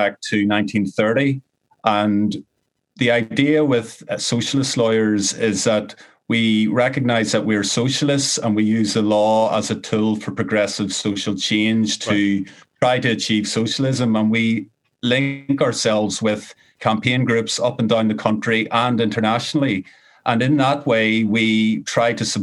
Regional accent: Ireland; growing up in Ireland.

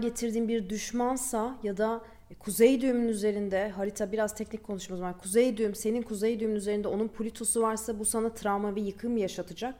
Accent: Istanbul, Turkey; also born or lived in Balıkesir; Ben İstanbul'da büyüdüm.

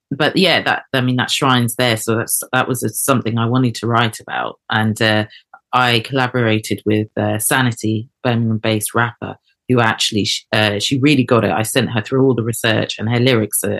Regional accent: Eket, Akwa Ibom, Nigeria; I was born in Eket, and they're Ibio people, south eastern coastal Nigeria.

